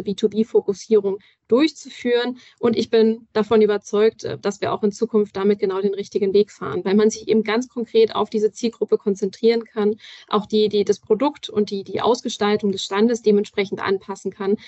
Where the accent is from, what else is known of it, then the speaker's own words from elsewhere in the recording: Berlin, Germany; Ich persönlich als Berlinerin kenne das natürlich auch